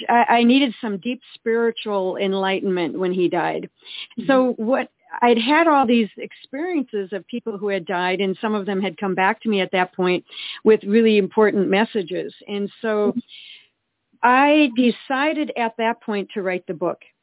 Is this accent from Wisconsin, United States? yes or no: yes; Eau Claire, Wisconsin, United States; We we grew up in Eau Claire, Wisconsin